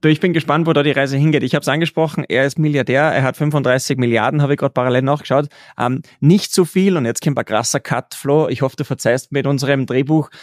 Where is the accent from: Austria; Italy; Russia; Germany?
Austria; bei uns in Österreich